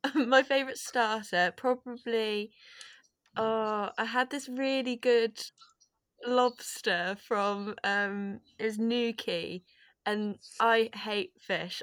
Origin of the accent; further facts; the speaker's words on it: Herefordshire, West Midlands, United Kingdom; I am from Herefordshire originally